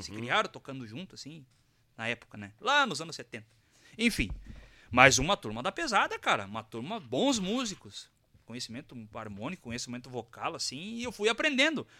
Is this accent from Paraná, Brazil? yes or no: no; Carazinho, Rio Grande do Sul, Brazil; also born or lived in Sananduva; Eu nasci em Sananduva e me criei em Carazinho.